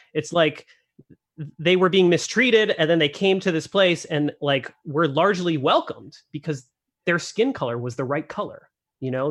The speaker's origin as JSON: {"language": "English", "region": "Northeast", "country": "United States", "tie": "born or raised there", "moved": "as an adult", "lives_now": "Idaho, United States", "said": "I've been living in Idaho for only ten years and I grew up in the Northeast"}